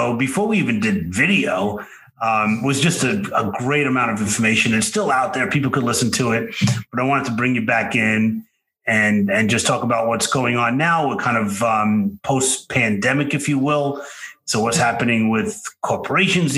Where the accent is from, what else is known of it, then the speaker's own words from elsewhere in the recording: New York City, New York, United States; accent: Brooklyn; moved away; also born or lived in Florida; my Brooklyn accent